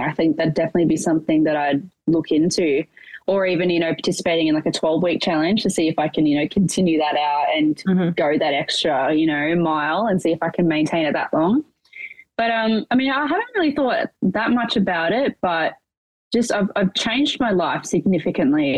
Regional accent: Portland, Victoria, Australia; now in Melbourne, Australia; I'm originally from a rural town, southwest Victoria, called Portland

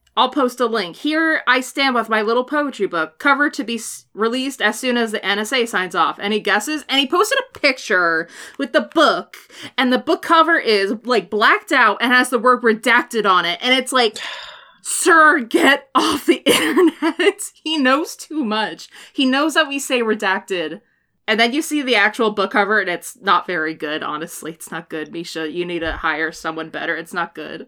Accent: Washington, United States; growing up in Washington, at least in my in my education in Washington, was you learn about salmon

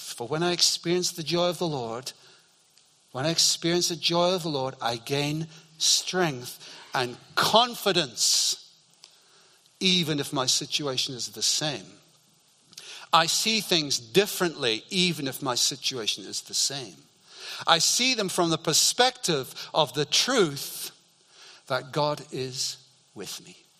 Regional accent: Scotland, United Kingdom; growing up in Scotland

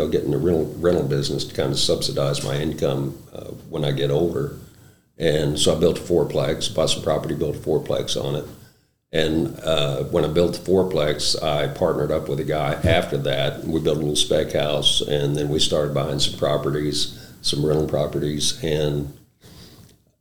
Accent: West Virginia, United States; moved away as an adult; also born or lived in Utah; now in Southern Illinois, United States; I'm originally from West Virginia. I left West Virginia, was born and raised in West Virginia

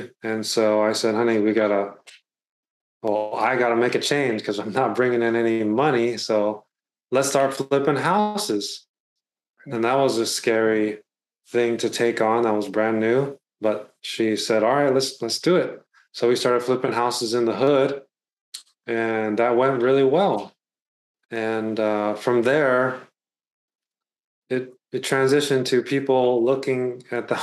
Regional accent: Bay Area, California, United States; So I'm from the Bay Area, California. I've been born and raised here

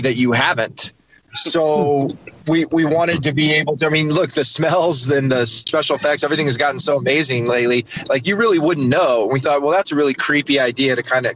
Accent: Dallas, Texas, United States; When we were younger, we grew up in Dallas, Texas

